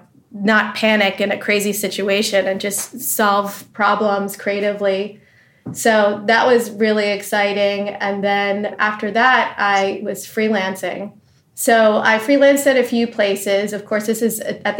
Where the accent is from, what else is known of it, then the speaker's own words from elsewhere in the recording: New Jersey, United States; also born or lived in Massachusetts; I was born in Massachusetts and kind of grew up in New Jersey